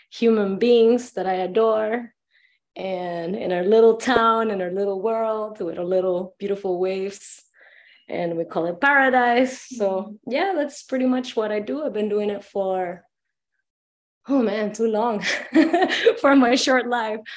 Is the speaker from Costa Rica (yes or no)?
yes; Dominical, Puntarenas, Costa Rica; Um, was born and raised in Dominical Beach, Costa Rica.